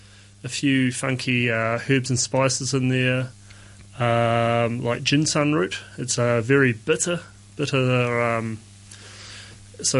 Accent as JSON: {"language": "English", "country": "New Zealand", "moved": "as an adult", "lives_now": "Hong Kong", "said": "I'm from New Zealand"}